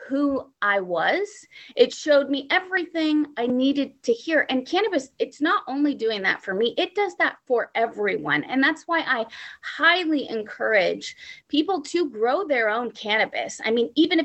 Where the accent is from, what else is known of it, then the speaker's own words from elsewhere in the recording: Humboldt County, California, United States; I was born in Humboldt County.